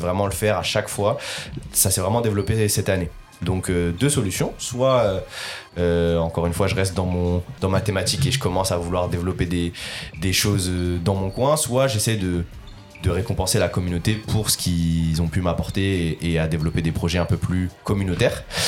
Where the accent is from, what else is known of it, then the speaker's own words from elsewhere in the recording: Lille, Hauts-de-France, France; je suis originaire du Nord et je viens de Lille et j'habite encore euh, du côté de Lille.